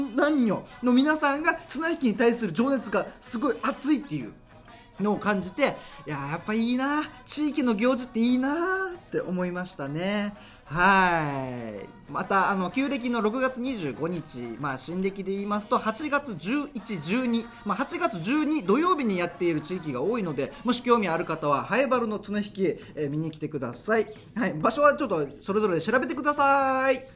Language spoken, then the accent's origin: Japanese; Haebaru, Okinawa, Japan; 僕の地元早原町与那覇っていうところです